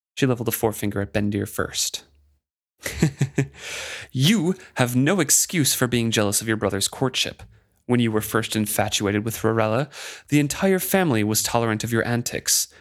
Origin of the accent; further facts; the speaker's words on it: United States; as an American